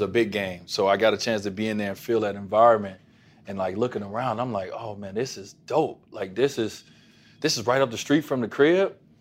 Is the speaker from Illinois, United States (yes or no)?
yes; Chicago, Illinois, United States; moved away; also born or lived in Robbins, Illinois; It was my hometown